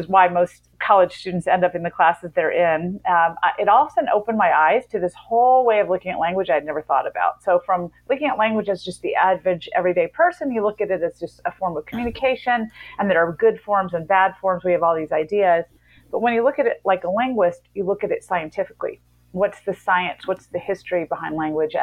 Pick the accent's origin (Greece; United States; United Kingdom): United States; Memphis, Tennessee; I grew up in Memphis, Tennessee